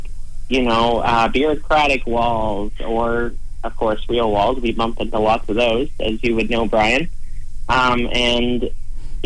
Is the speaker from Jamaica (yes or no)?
no; Calgary, Alberta, Canada; grew up in Calgary